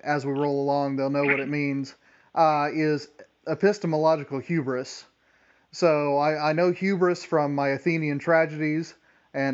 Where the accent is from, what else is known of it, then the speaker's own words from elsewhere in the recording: United States; I am an American low church Protestant